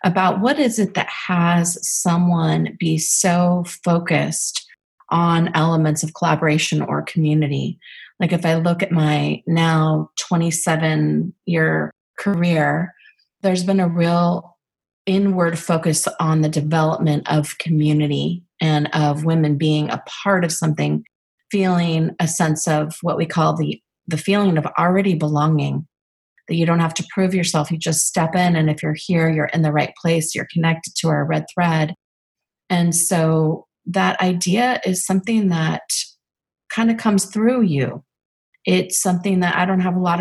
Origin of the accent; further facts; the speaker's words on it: Northern California, United States; living and growing up in Northern California